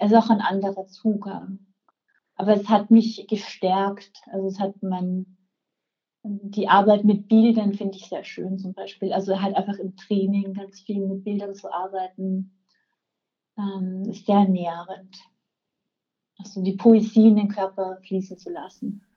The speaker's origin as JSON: {"language": "German", "town": "Velden am Wörthersee", "region": "Carinthia", "country": "Austria", "tie": "born or raised there", "also_born_or_lived": "Rome / Prague", "moved": "as an adult", "lives_now": "Vienna, Austria", "said": "ich bin in Felden geboren, ähm, ähm, bin da aufgewachsen"}